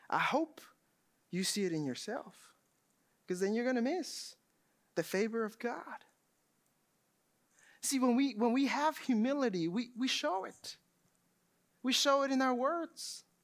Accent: Texas, United States; now in Georgia, United States; I just moved to Georgia just a few years ago. I come from Texas. Everything is plain. Not many mountains, not many lakes.

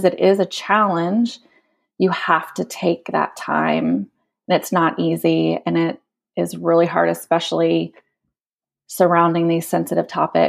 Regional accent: United States; now in Kenya; just because we're here and we're American

